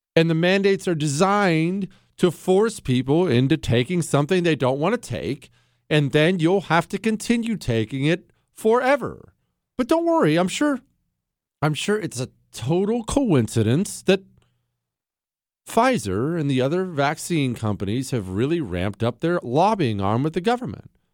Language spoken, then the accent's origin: English; Bozeman, Montana, United States; also born or lived in the Rockies; now in Texas, United States; I grew up in the Rockies. I moved to Bozeman, Montana when I was a kid